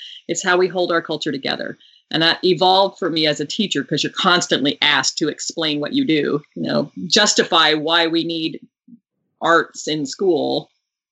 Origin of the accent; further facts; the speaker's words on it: Houston, Texas, United States; also born or lived in Midland, Texas; When we moved from Midland, we moved to Houston, Texas, where I ended up singing in a choir